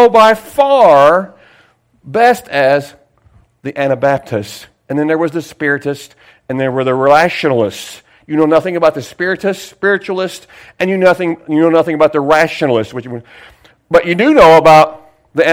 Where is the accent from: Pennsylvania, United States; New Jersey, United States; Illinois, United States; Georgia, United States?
New Jersey, United States; Sayreville; I was from Sayersville.